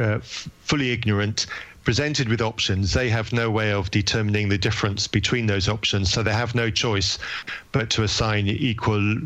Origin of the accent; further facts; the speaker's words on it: England, United Kingdom; I'm English